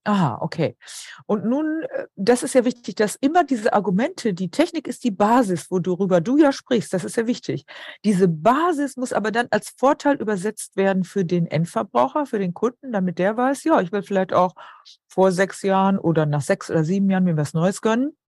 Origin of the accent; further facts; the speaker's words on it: Emsland, Lower Saxony, Germany; moved away; ich komme aus dem Emsland